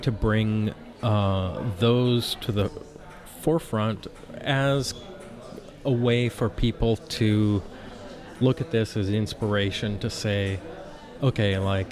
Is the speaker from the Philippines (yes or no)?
no; Canada; moved away as an adult; also born or lived in California; I'm Canadian